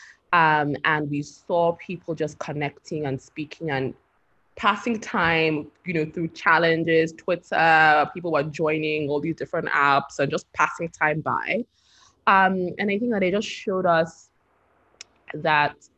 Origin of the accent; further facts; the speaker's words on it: Nigeria; as Nigerian youth